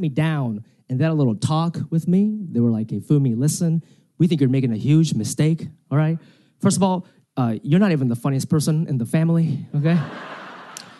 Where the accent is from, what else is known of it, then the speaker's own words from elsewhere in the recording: United States; I speak Japanese, but I grew up in America